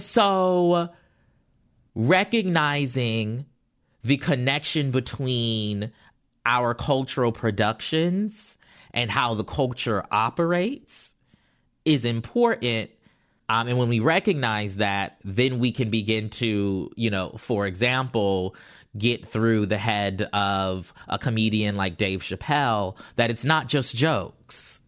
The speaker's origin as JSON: {"language": "English", "region": "the South", "country": "United States", "said": "I'm from the South"}